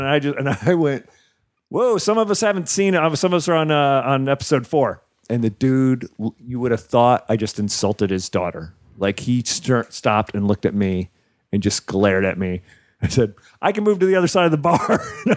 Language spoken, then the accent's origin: English; New Jersey, United States; He played for the Giants. Son. I grew up in Jersey.